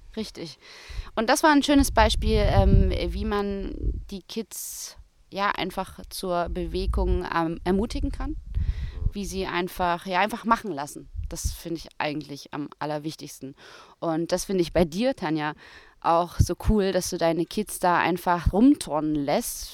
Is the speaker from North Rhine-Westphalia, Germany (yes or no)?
no; Thuringia, Germany; in Thüringen, wo ich herkomme, wo ich auch studiert habe